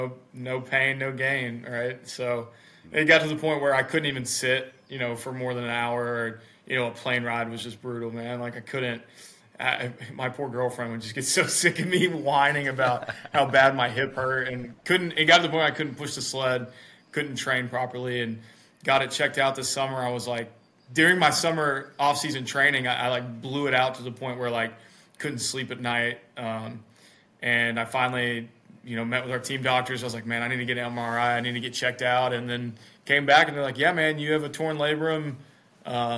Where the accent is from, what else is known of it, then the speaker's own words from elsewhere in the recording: Mississippi, United States; I live in the United States. I'm from Mississippi, which is the southern part of the U.S.